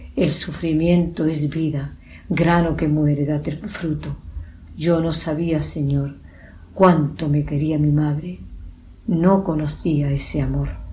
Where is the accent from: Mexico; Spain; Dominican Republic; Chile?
Spain; Medina Sidonia, Andalusia; mi pueblo, Medina Sidonia